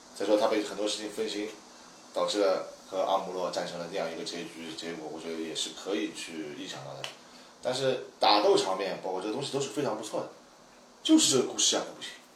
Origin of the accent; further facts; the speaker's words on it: China; 在我们中国人的这个对高达妹理解的还是非常高的地位